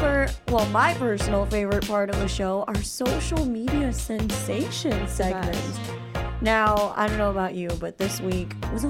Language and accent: English; Illinois, United States; It's funny because I live in Illinois, but I live just a couple miles south of Chicago, so I technically, like, I'm from the Midwest, but I have no idea.